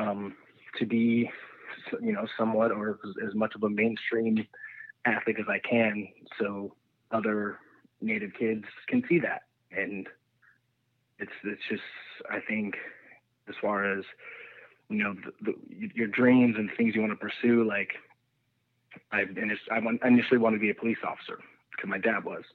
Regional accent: Nevada, United States; I'm from a tiny town in the middle of nowhere, Nevada

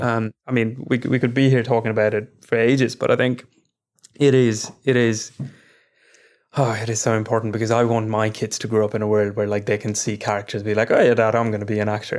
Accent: India; now in London, United Kingdom; as both Indian men that have now moved abroad

